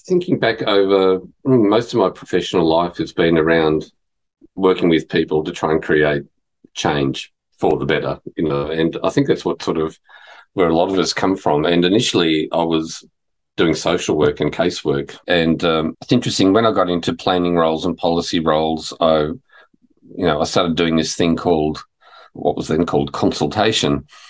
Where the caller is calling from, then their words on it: Fitzroy, Victoria, Australia; I'm joining you from Wurundjeri, Woiwurrung country, part of the Kulin Nation, and Fitzroy